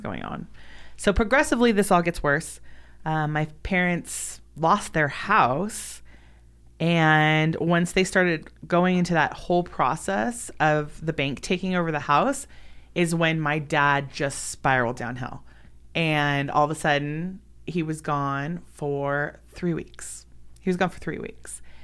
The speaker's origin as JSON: {"language": "English", "town": "Los Angeles", "region": "California", "country": "United States", "tie": "born or raised there", "said": "I was born and raised in Los Angeles, California"}